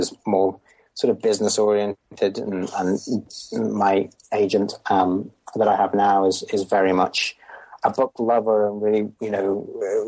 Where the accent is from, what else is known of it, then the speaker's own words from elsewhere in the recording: Merseyside, on the fringes of Liverpool, North West England, United Kingdom; I grew up in Merseyside, not Liverpool itself, but sort of on the fringes of Liverpool.